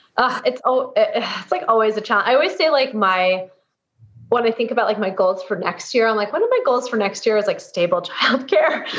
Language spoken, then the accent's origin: English; East Coast, United States; now in San Francisco, United States; I was growing up on the East Coast, but i have been transplant and now out here in San Francisco